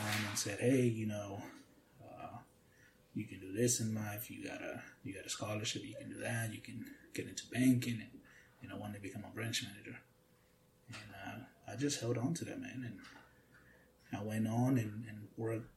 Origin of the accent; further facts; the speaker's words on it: Key West, Florida, United States; also born or lived in Atlanta; I was raised in Key West